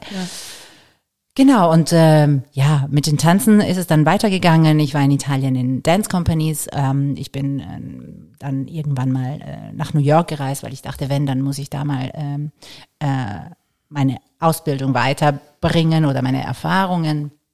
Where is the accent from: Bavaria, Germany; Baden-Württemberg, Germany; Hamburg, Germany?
Baden-Württemberg, Germany; Karlsruhe; born or raised there; also born or lived in Varese, Italy